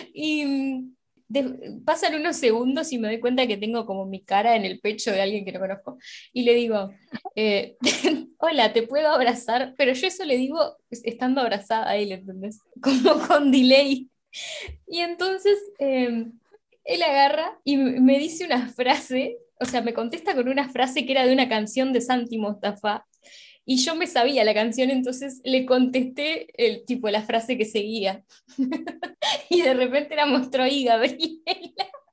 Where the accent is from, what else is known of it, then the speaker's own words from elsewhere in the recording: Uruguay; nosotras somos de Uruguay